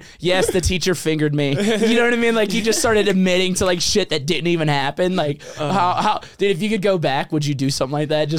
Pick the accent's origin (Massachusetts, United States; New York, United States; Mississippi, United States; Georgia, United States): Mississippi, United States